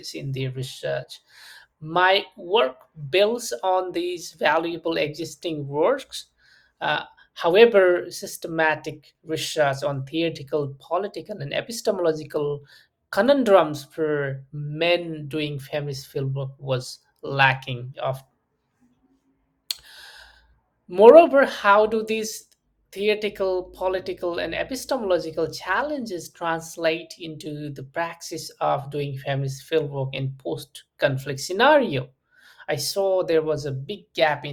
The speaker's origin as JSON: {"language": "English", "country": "Nepal", "said": "I'm from Nepal, and I had first-hand experiences of conflict and many post-war challenges and complexities"}